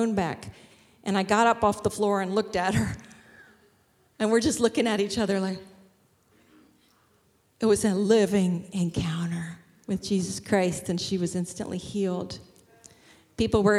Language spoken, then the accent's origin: English; Shillington, Pennsylvania, United States; I'm from Shillington